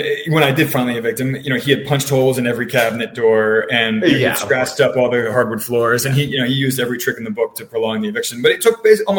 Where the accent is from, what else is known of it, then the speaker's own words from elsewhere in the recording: Baltimore, Maryland, United States; I grew up in Baltimore